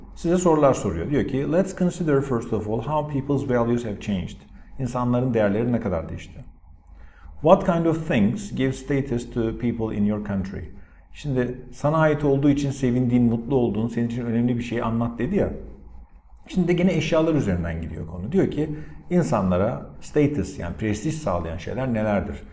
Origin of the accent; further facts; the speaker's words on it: Antalya, Turkey; benim mesela memleketim Antalya. İşte what kind of place is it? Gerçi Antalyalı olarak biraz şanslıyım